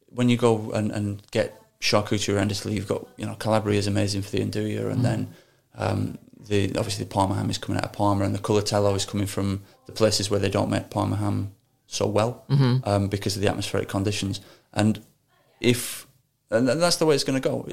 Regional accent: Accrington, North West England, United Kingdom; moved away as an adult; also born or lived in London; I'm from Accrington in Lancashire.

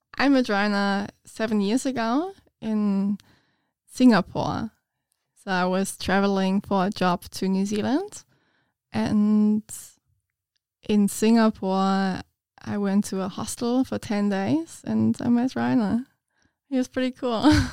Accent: Munich, Bavaria, Germany; English is a second language; moved away as an adult; now in Ipswich, Australia; I'm from Munich in Germany, which is like a bigger city

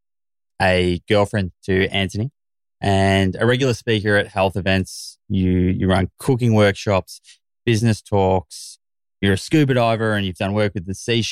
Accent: Australia; I'm a stupid Australian.

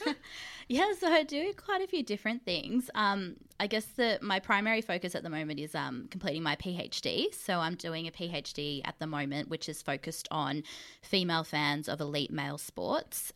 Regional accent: Mildura, Victoria, Australia; I grew up in the country. I'm from Mildura.

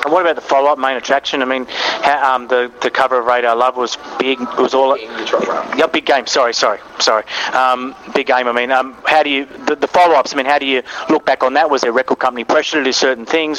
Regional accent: Australia; I'm from Australia

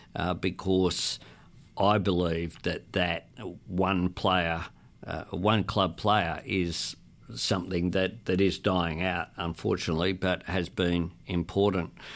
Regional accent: Sydney, New South Wales, Australia; growing up in Camperdown

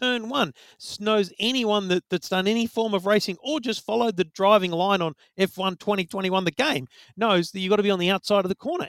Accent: Australia; as an Aussie

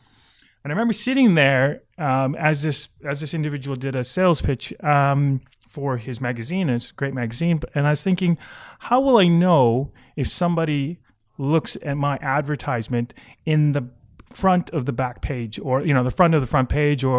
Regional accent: Canada; now in Australia; I think I'm Canadian.

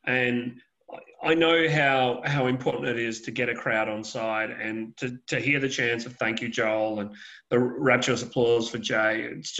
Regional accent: Perth, Western Australia, Australia; moved away; I'm actually from Perth originally

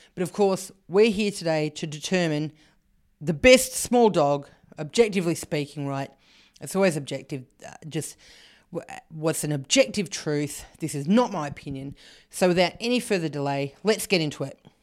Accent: Canberra, Australian Capital Territory, Australia; I grew up in Canberra

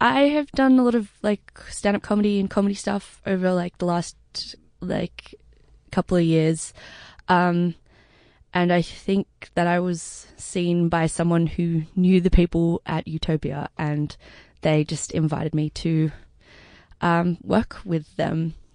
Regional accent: Sydney, New South Wales, Australia; I grew up, uh, in Crow's Nest in the North Shore of Sydney.

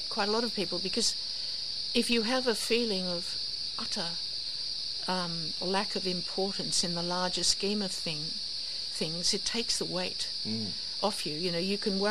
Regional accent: Australia; I grew up on the Lenco River

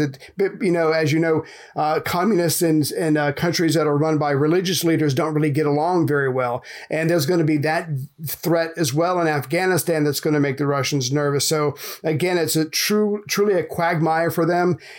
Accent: United States; as an American

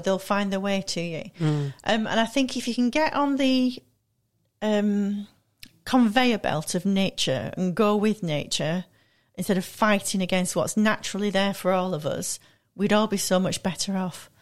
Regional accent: Manchester, North West England, United Kingdom; moved away; also born or lived in London / Milan; I'm from Manchester originally

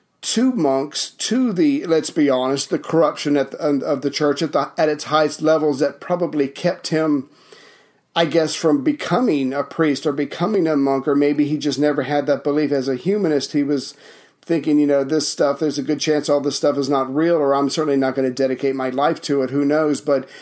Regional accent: Charleston, South Carolina, United States; moved away; Oh, Charleston, South Carolina.

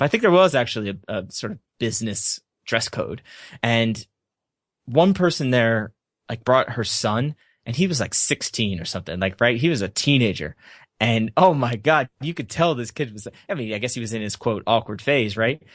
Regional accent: United States; also born or lived in Surrey, England; I'm American

